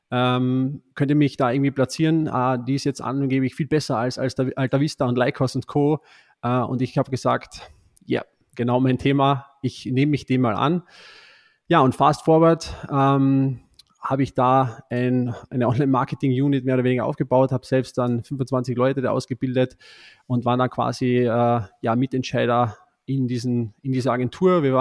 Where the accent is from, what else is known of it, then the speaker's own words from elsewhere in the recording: Austria; Ich bin ein Österreicher, hört man vielleicht nicht so, aber ich bin ein Österreicher und habe hier in Österreich auch hier im Nationalteam gespielt